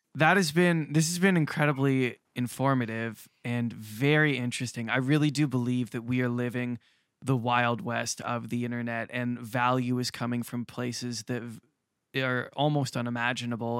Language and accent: English; Canada